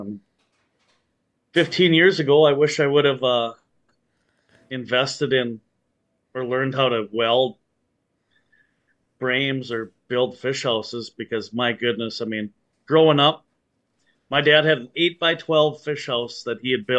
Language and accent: English; Fergus Falls, Minnesota, United States; also born or lived in Bemidji, Minnesota; I grew up in the Fergus Falls, Alexandria area